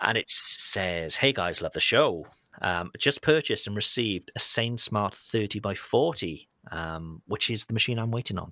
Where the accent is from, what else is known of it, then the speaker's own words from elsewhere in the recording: United Kingdom; as a Brit